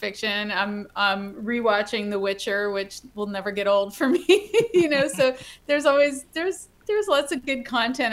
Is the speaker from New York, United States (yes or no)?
yes; Hudson Valley, New York, United States; I come from the Hudson Valley, New York, which is the alien invasion capital of the world